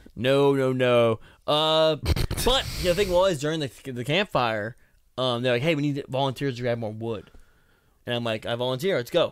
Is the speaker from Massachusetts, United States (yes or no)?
yes; Boston, Massachusetts, United States; I'm from Boston